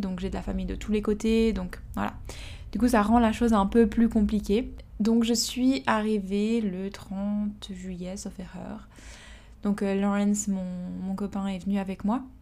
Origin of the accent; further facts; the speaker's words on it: Switzerland; moved away as an adult; now in Australia; Je suis partie de la Suisse en janvier deux mille dix-neuf